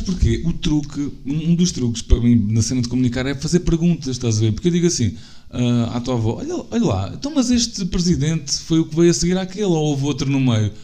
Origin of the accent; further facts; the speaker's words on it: Algarve, Portugal; sou do Algarve